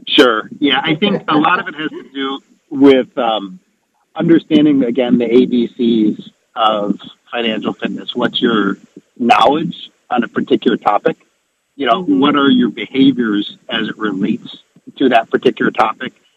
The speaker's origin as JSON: {"language": "English", "region": "Wisconsin", "country": "United States", "moved": "yes", "said": "I'm from Wisconsin originally"}